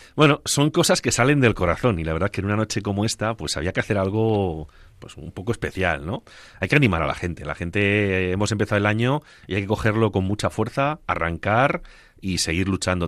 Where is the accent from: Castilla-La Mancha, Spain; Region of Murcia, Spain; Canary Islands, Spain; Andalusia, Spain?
Castilla-La Mancha, Spain; Agudo; moved away; Recuerdo cuando era niño y pasaba las navidades en mi pueblo, en Agudo, en compañía de mis padres y de mis abuelos.